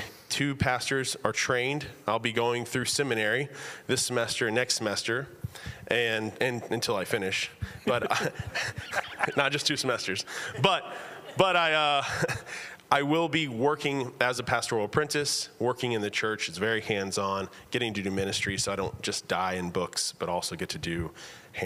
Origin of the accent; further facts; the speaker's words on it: Texas, United States; now in Virginia, United States; I am from Texas. We currently live in Virginia